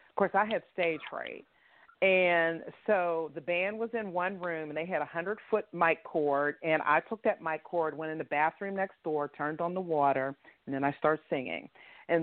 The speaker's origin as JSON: {"language": "English", "town": "Pittsburgh", "region": "Pennsylvania", "country": "United States", "tie": "born or raised there", "said": "right here in my hometown"}